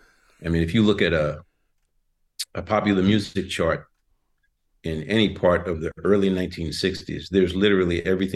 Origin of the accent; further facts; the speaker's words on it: the South, United States; George being a Southerner and myself being a Southerner